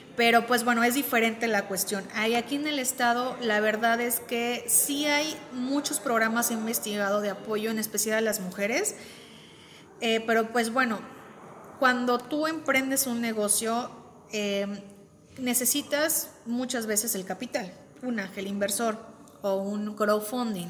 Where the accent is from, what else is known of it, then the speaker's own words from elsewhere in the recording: Veracruz, Mexico; moved away as an adult; now in Querétaro, Mexico; yo soy foránea yo vengo del puerto de Veracruz